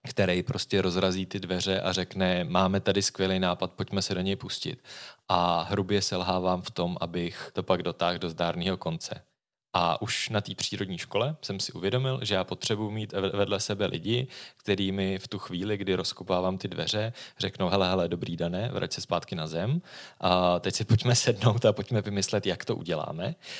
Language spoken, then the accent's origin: Czech; Prague, Czechia; skutečně ano, jsem z Prahy